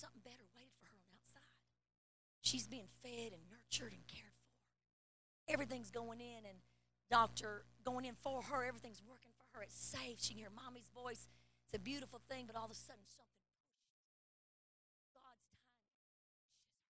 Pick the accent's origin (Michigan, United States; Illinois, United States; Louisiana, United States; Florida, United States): Illinois, United States; Mount Vernon; I was born in Mount Vernon, Illinois, the state of Abraham Lincoln.